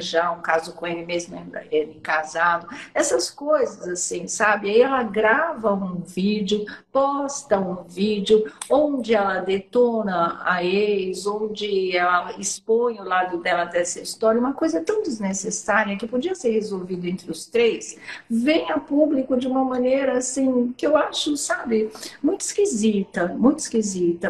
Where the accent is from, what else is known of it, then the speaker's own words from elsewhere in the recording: São Paulo, Brazil; sou paulista paulistana mesmo, da Zona Norte